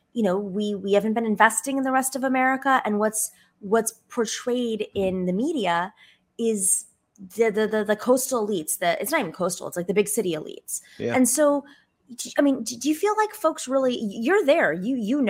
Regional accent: Western New York, United States; moved away; also born or lived in Arizona; I grew up in Western New York, which is Trump country

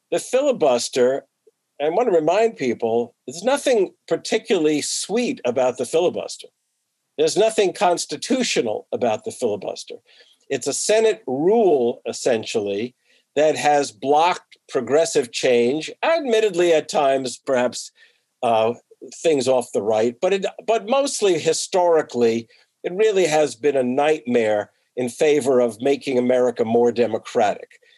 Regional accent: New Jersey, United States; and I grew up in New Jersey, but I was in the northern part of New Jersey.

